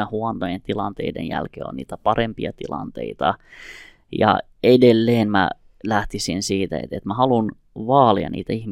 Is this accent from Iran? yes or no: yes; Iran; now in Finland; mä oon kurdi, mä oon tullut Iranista, mutta jos tuolla nyt alkaa sota, kyllä mä oon eturivissä siellä sotimassa Suomen puolesta.